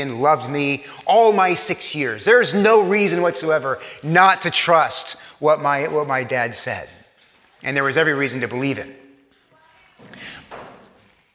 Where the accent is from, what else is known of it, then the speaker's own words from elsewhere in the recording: Corpus Christi, Texas, United States; I grew up in South Texas, in Corpus Christi, Texas